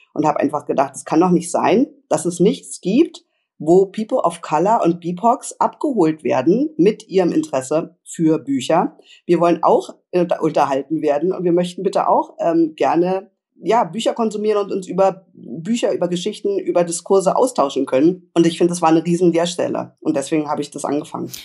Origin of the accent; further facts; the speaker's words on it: Berlin, Germany; ich bin ähm, Berlinerin